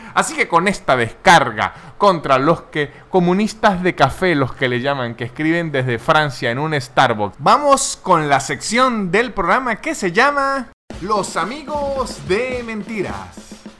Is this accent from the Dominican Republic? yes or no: no; Venezuela; now in Buenos Aires, Argentina